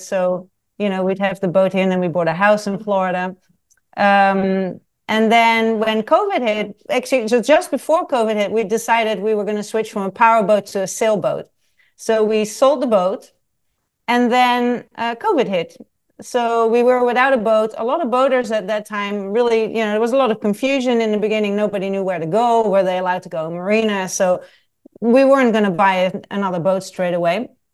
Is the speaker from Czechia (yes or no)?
no; Netherlands; moved away as an adult; also born or lived in south of France / Nottingham, United Kingdom / Paris, France / London, United Kingdom; I was born in the Netherlands and I left the Netherlands when I was eighteen years old.